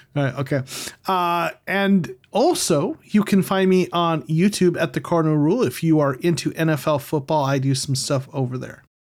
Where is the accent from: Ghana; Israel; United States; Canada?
United States; I'm American